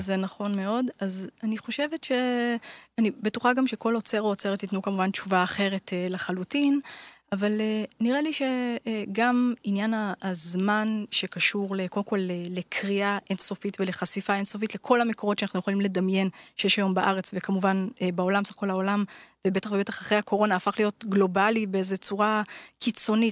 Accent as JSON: {"language": "Hebrew", "town": "Jerusalem", "region": "Jerusalem District", "country": "Israel", "tie": "born or raised there", "said": "גדלתי בירושלים"}